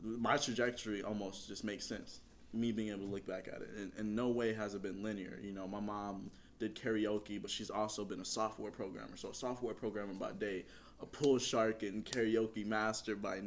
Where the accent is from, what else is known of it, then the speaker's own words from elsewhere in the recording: Indianapolis, Indiana, United States; I'm from Indianapolis, Indiana